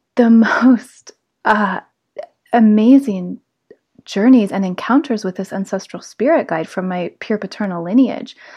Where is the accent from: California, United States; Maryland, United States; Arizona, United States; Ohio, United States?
California, United States; South Lake Tahoe; moved away as an adult; I grew up in South Lake Tahoe